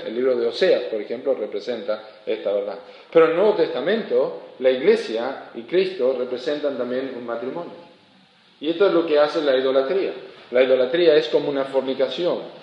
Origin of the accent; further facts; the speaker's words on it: Argentina; also born or lived in Uruguay; yo no soy uruguayo, yo soy argentino